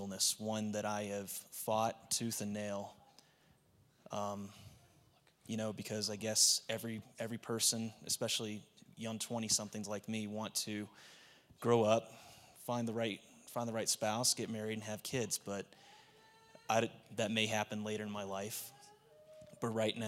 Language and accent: English; Nashville, Tennessee, United States; moved away; I grew up in Nashville, Tennessee